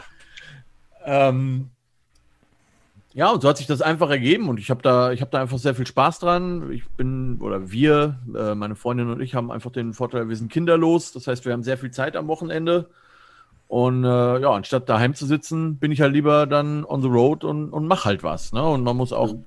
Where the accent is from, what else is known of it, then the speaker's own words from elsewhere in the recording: near Frankfurt am Main, Hesse, Germany; moved away as an adult; also born or lived in Stuttgart; now in Cologne, Germany; Ich komme ursprünglich aus der Nähe äh, von Frankfurt am Main, also in Hesse